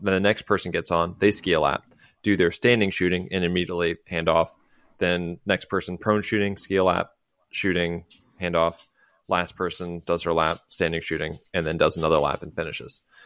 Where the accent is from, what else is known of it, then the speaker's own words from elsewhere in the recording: United States; as an American